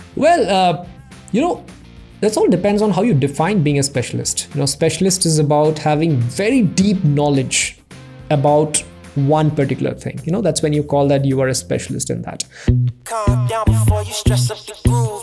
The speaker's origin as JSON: {"language": "English", "region": "Assam", "country": "India", "tie": "born or raised there", "said": "I was born and raised in Assam, you know, one small town out there"}